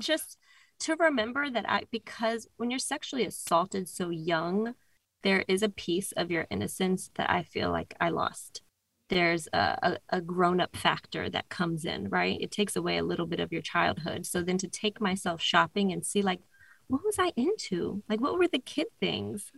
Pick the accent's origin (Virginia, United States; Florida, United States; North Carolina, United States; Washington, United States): Virginia, United States; Northern; I'm from Northern Virginia.